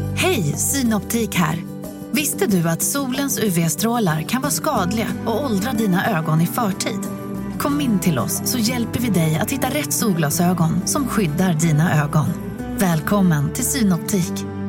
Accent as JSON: {"language": "Swedish", "town": "Broby", "region": "Skåne", "country": "Sweden", "tie": "born or raised there", "moved": "yes", "said": "hemma i Broby, så skulle man ha innesko i skolan"}